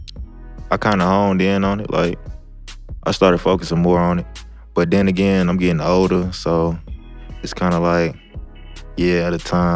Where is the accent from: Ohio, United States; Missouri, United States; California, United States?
Missouri, United States; St. Louis; I'm 22 and I'm from South City.